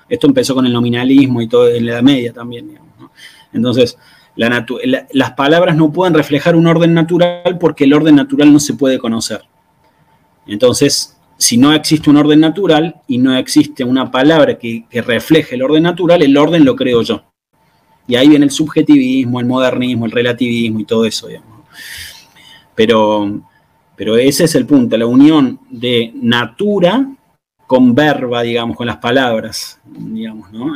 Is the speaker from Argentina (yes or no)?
yes; Argentina; yo soy, bueno, argentino